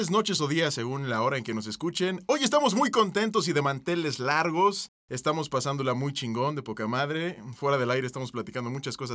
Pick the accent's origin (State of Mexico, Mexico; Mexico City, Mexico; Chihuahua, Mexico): Mexico City, Mexico; Ciudad de México.